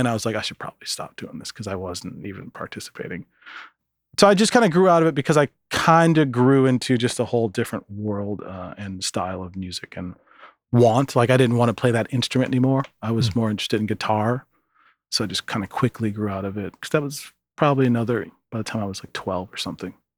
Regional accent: Minneapolis, Minnesota, United States; moved away as an adult; also born or lived in Michigan City, Indiana / Seattle; I went to Minneapolis mm. and stayed there until after high school

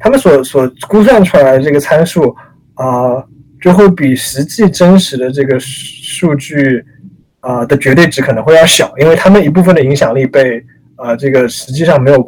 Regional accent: China; now in United States; 作为我们作为中国人，作为呃，可能有些人就是华裔美国人，我从从我们从我们的利益出发来看这个问题

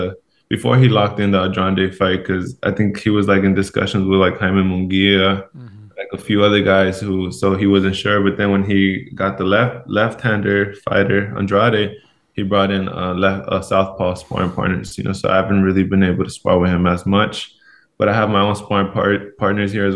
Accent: Los Angeles, California, United States; moved away as an adult; now in Seattle, United States; I grew up in Los Angeles, California

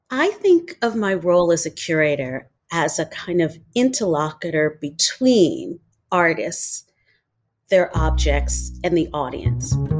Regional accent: New York City, New York, United States; I grew up in New York City

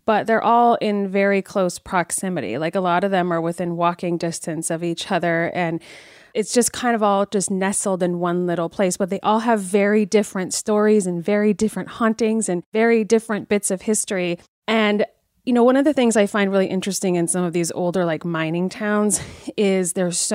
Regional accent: Northern California, United States; When I was a child, I grew up in Northern California

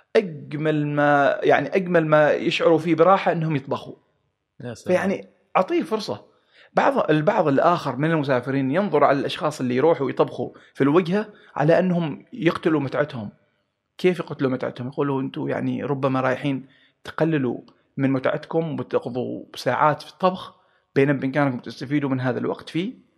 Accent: Oman

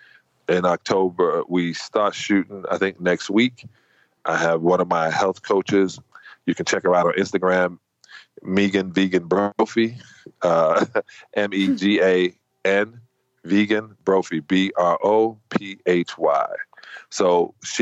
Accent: United States; me being an American.

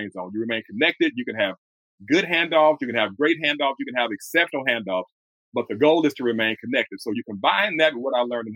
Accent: Houston, Texas, United States; born and raised in Houston, Texas

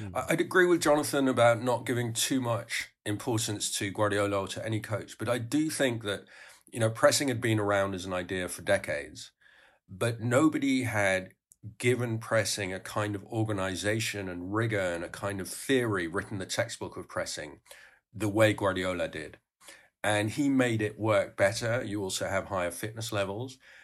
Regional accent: Netherlands; I grew up in Holland

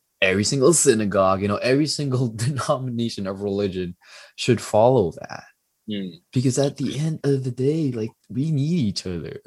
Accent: Philippines; I'm Filipino

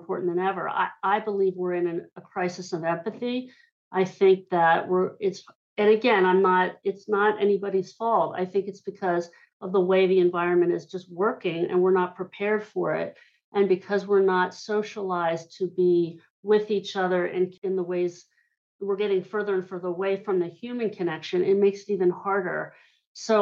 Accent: Hershey, Pennsylvania, United States; I grew up in Hershey, Pennsylvania

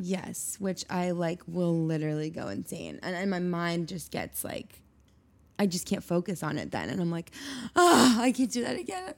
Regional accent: Steamboat Springs, Colorado, United States; now in New York, United States; I grew up in Colorado in a small town called Steamboat Springs

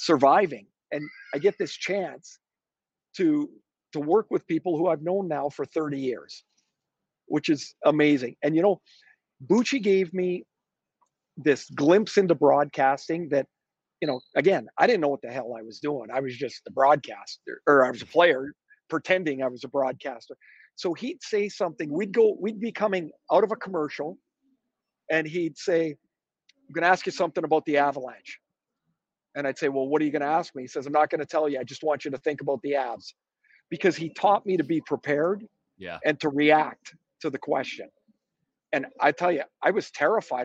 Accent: Canada; I'm a Canadian.

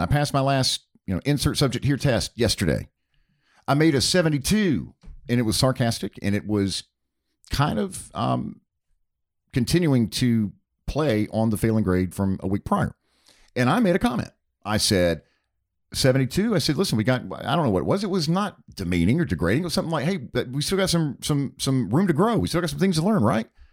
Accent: Charlotte, North Carolina, United States; growing up outside of Charlotte, North Carolina

